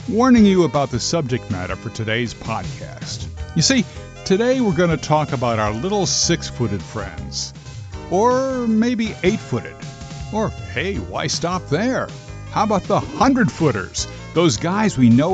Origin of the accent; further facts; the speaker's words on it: New Jersey, United States; growing up in New Jersey, we called them lightning bugs